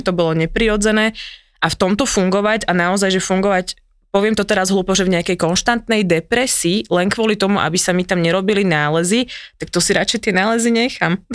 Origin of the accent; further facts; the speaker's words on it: central Slovakia, Slovakia; Ja som zo stredného Slovenska